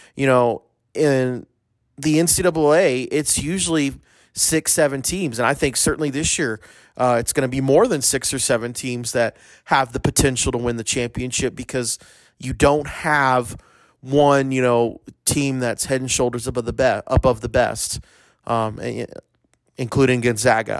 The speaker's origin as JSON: {"language": "English", "country": "United States", "said": "as an American"}